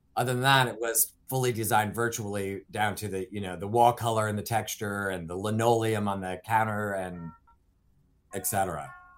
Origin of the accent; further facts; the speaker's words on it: Ohio, United States; moved away as an adult; also born or lived in Los Angeles / Minneapolis / Florida; I grew up in the Midwest, in Ohio, on a dairy farm